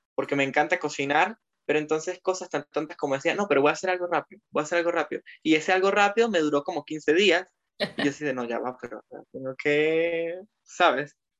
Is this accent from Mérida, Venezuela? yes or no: yes; Mérida, Venezuela; moved away as an adult; also born or lived in French Alps, France; now in France; soy de Mérida